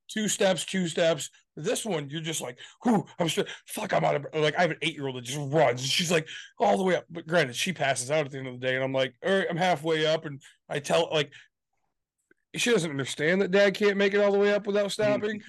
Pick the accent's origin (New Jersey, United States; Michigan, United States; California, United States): Michigan, United States; We're from Michigan